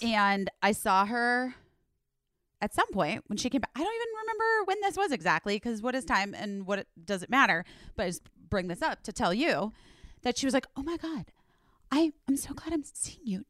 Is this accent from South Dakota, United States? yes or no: no; Arizona, United States; I grew up in Arizona